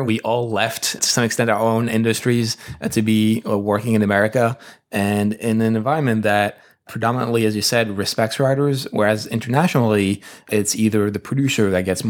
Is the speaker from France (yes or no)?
yes; France; I'm from France